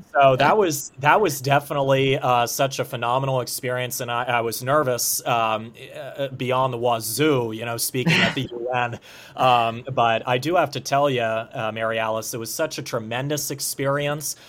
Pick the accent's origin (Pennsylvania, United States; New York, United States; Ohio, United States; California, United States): Pennsylvania, United States; Harleysville; Harleysville, Pennsylvania